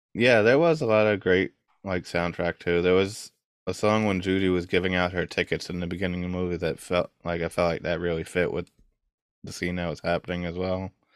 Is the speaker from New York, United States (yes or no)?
yes; New York, United States; I'm from New York